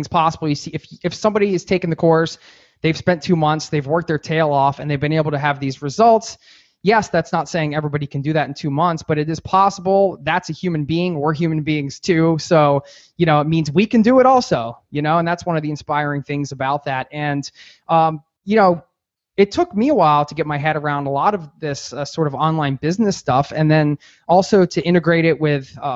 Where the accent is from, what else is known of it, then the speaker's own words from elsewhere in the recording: East Coast, United States; I'm from the East Coast